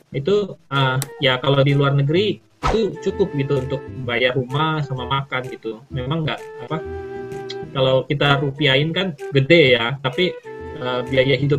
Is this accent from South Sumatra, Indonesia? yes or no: yes; Palembang, South Sumatra, Indonesia; moved away as an adult; also born or lived in Jakarta; jadi pertama kali saya kan aslinya orang Palembang